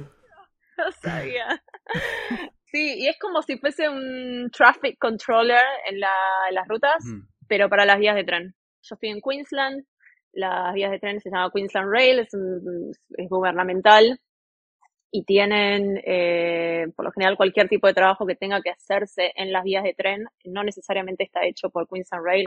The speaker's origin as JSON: {"language": "Spanish", "region": "Buenos Aires", "country": "Argentina", "moved": "as an adult", "lives_now": "Townsville, Australia", "said": "vengo de Buenos Aires, Argentina, y estoy en este momento en Townsville"}